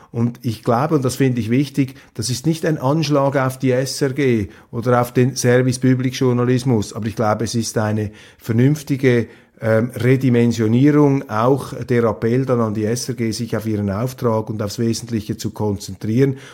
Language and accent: German; Switzerland; als Schweizer, als neutraler Schweizer